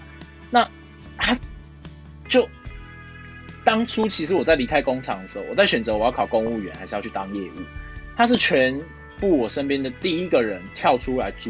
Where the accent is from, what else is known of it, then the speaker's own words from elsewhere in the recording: Taiwan; born there; 因为毕竟我们生在台湾啊，理工科还是比较赚钱的。